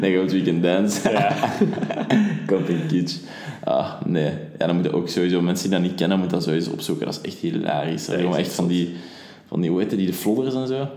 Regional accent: Leuven, Flanders, Belgium; als Leuvenaar

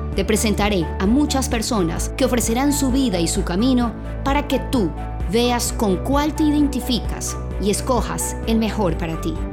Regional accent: Guayaquil, Guayas, Ecuador; Soy guayaquileña

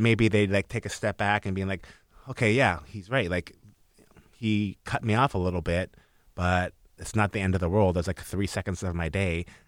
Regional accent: North Vancouver, British Columbia, Canada; I'm from North

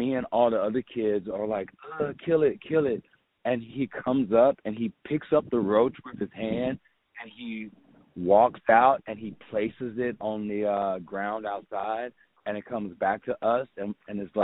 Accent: Houston, Texas, United States; growing up in Third Ward

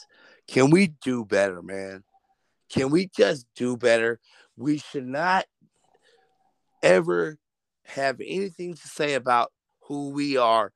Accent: Richmond, California, United States; I'm a cat from Richmond

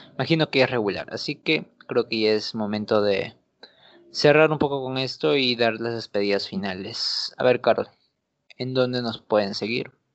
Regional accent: Peru; nosotros como peruanos

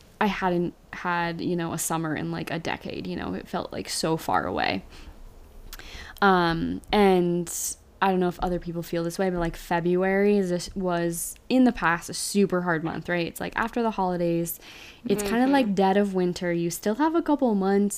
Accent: Utah, United States; moved away as an adult; now in Austin, Texas, United States; I grew up in Utah, so winters usually last from like November to April

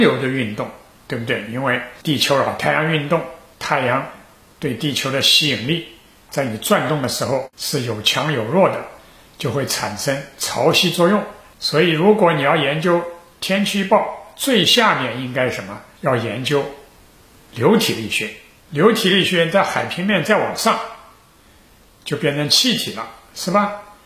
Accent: China; 我们中国人

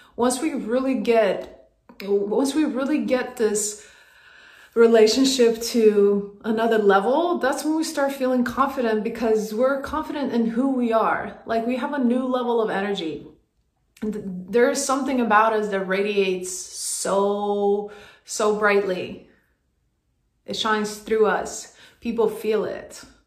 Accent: Sweden; moved away as an adult; now in United States; I moved from Sweden to the US on a basketball scholarship

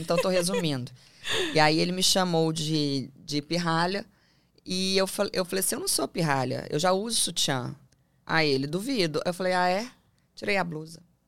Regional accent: Belo Horizonte, Minas Gerais, Brazil; moved away as an adult; now in São Paulo, Brazil; E eu sou de Belo Horizonte, hoje eu moro em São Paulo

